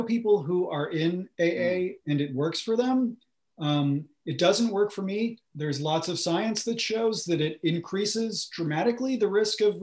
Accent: United States; I grew up just outside of New York City in a, you know, middle-class suburb

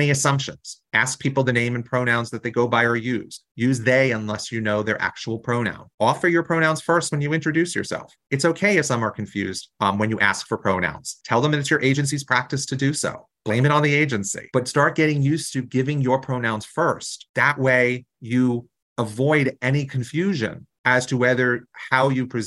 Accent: New Jersey, United States; I come from New Jersey, a really progressive state

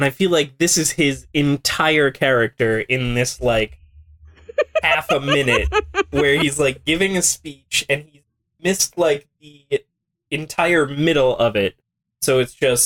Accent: Long Island, New York, United States; I'm from Long Island

